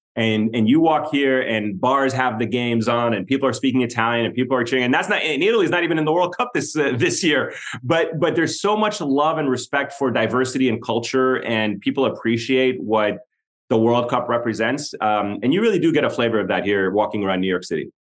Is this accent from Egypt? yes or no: yes; Egypt; also born or lived in Middle East; now in United States; I'm from Egypt